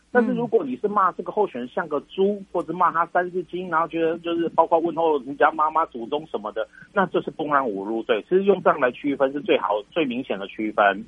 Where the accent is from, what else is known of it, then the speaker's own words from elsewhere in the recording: Taiwan; 我们台湾人， 台湾的国民